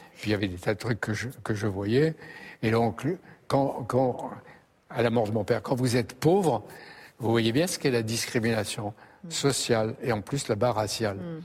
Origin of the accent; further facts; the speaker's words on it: Algeria; now in France; je venais d'Algérie à un moment de la guerre d'Algérie